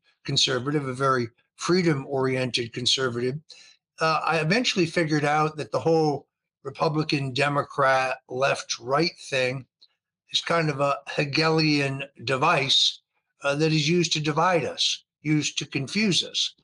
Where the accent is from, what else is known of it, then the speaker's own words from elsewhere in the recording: Connecticut, United States; also born or lived in New York City suburbs; I grew up in Connecticut in an Italian American family